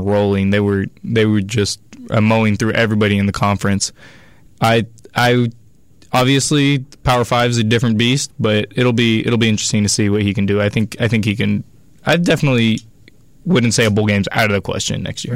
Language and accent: English; Sacramento, California, United States; I'm a freshman, and I'm from Sacramento